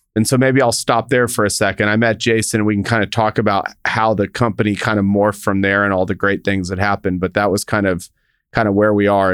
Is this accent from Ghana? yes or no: no; El Paso, Texas, United States; I grew up in El Paso, Texas